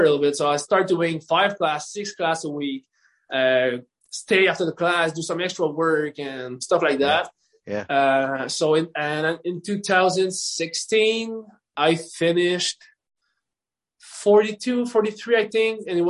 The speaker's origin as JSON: {"language": "English", "country": "Canada", "said": "I'm a Canadian"}